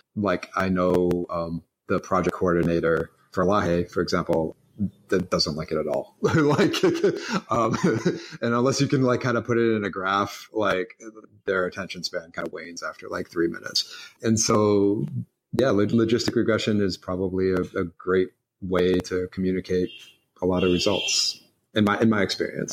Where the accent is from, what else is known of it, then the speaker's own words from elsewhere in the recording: Boston, Massachusetts, United States; moved away; also born or lived in Philadelphia; I grew up in Boston, but um, moved from Boston to um, Philadelphia